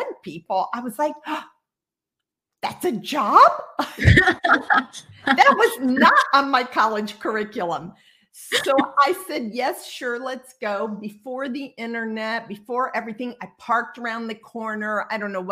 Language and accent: English; Midwest, United States; I grew up in the Midwest in a relatively conservative space